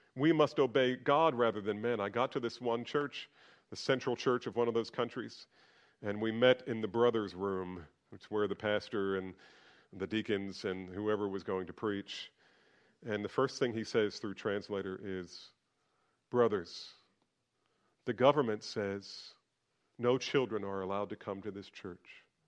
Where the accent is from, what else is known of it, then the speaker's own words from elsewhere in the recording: United States; being an American